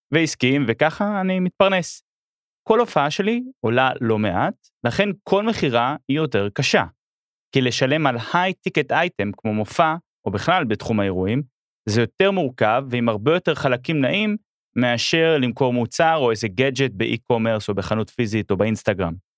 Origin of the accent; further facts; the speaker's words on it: Israel; also born or lived in Melbourne, Australia; אני ישראלי באוסטרליה פתאום